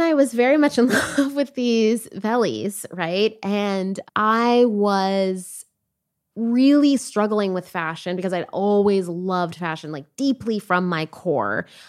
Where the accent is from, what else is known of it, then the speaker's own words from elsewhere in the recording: Toronto, Ontario, Canada; also born or lived in Jamaica; now in United States; I was born in Canada and raised between Canada and Jamaica